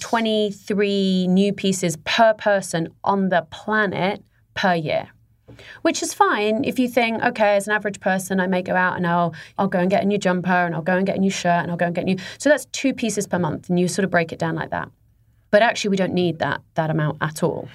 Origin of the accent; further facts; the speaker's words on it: England, United Kingdom; moved away; I'm English